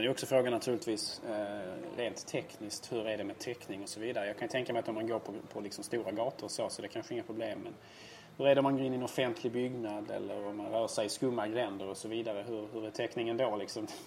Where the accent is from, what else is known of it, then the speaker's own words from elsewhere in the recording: Helsingborg, Skåne, Sweden; I min hemstad Helsingborg